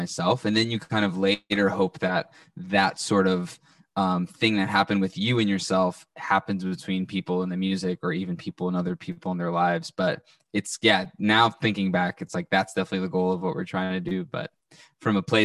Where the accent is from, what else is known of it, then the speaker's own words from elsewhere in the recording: Salem, Massachusetts, United States; moved away as an adult; now in Montreal, Canada; we're from the North Shore of Boston in Salem, Massachusetts. I currently live up in Canada, Montreal